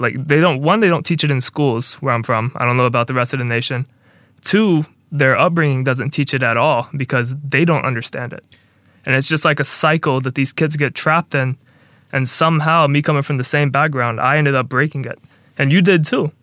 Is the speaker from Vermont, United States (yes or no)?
no; Mobile, Alabama, United States; my hometown, small town of Mobile, Alabama